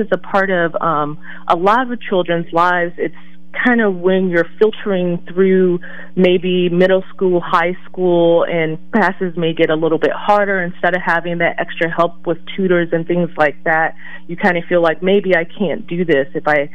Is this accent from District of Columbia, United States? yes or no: yes; Washington, District of Columbia, United States; I was raised in Washington, D.C.